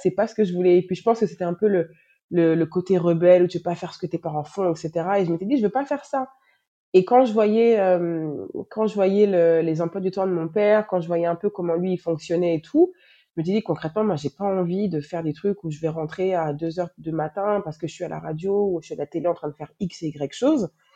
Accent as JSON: {"language": "French", "town": "Paris", "region": "Île-de-France", "country": "France", "tie": "born or raised there", "also_born_or_lived": "Moncton, Canada / Montreal, Canada", "moved": "as an adult", "lives_now": "Dakar, Senegal", "said": "Je suis née, j'ai grandi en France, euh, à Paris."}